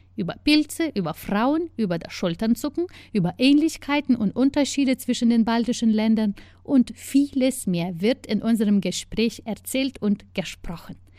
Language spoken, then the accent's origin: German; Lithuania; moved away as an adult; now in Germany; mein Heimatland